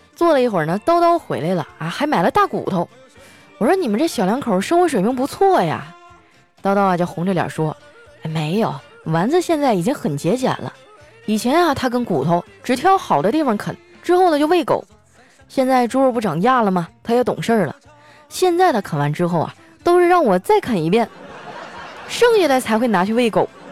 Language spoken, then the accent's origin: Chinese; Northeast China, China; 我们东北人